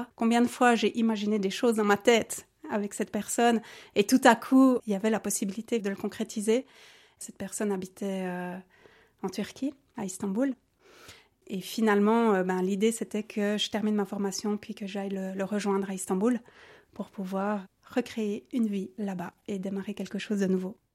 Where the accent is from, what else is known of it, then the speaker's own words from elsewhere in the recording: Neuchâtel, Switzerland; j'ai 37 ans, je viens de Neuchâtel